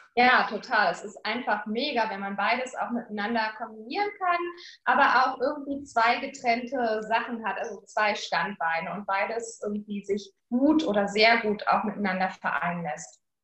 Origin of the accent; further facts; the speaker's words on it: Berlin, Germany; in Berlin, in meiner Heimat